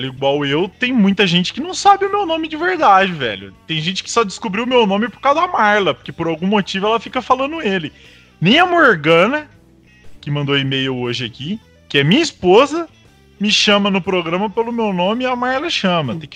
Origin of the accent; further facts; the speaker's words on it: Piracicaba, São Paulo, Brazil; Sou de Piracicaba, São Paulo.